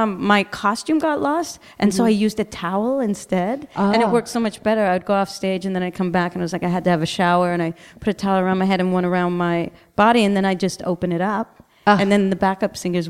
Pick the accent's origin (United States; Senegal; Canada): Canada; Toronto, Ontario; now in Berlin, Germany